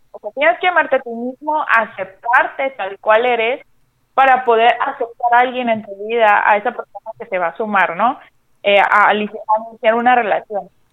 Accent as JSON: {"language": "Spanish", "region": "Sinaloa", "country": "Mexico", "moved": "as an adult", "lives_now": "Baja California, Mexico", "said": "yo soy de Sinaloa, pero ya tengo alrededor de casi seis años viviendo acá en Baja California"}